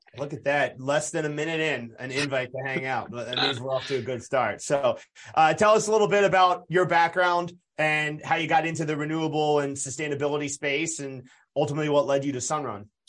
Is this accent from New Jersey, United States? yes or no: yes; Southern New Jersey, United States; I grew up in Southern New Jersey